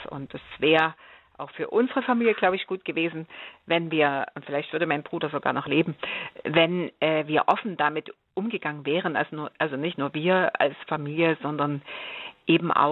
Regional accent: Germany; Ich bin in der DDR aufgewachsen und da hieß das mhm. Diplomlehrerin für Geschichte und Deutsch, genau.

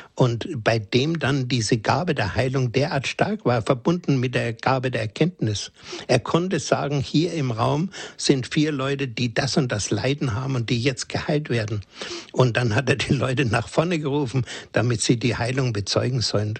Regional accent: Germany; bei uns in Deutschland

